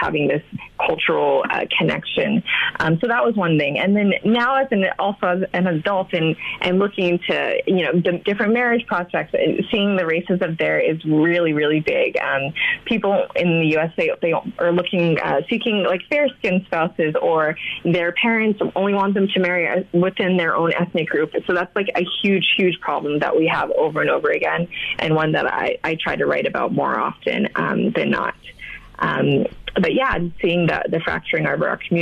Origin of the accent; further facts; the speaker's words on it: United States; I'm African-American, actually born and raised here